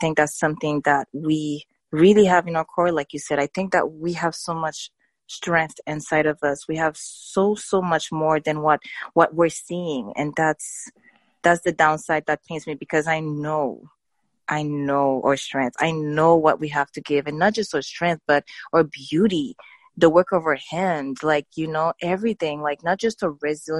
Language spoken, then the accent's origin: English; Haiti; moved away as an adult; I grew up in Haiti, and I didn't leave Haiti until I was a young adult.